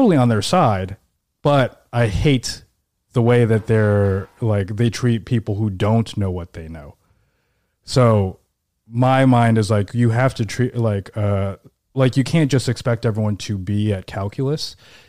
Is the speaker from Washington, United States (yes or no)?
yes; Seattle, Washington, United States; born or raised there; now in New York, United States